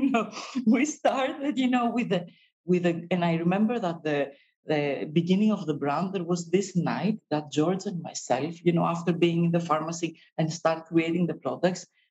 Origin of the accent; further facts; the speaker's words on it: Greece; we come from Greece, but we also come from a pharmacy